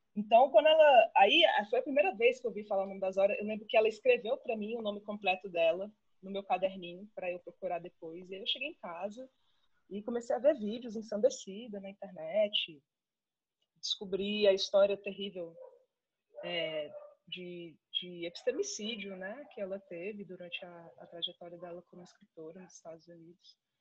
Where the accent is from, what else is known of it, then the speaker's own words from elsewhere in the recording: Brasília, Federal District, Brazil; eu sou de Brasília e fiz toda a minha, toda a minha formação acadêmica de graduação, mestrado e doutorado aqui na UNB